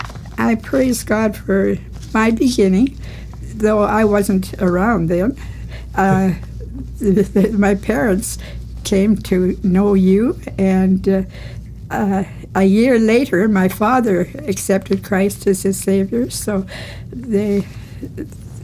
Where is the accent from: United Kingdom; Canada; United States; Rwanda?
Canada; Vancouver, British Columbia; I grew up in Vancouver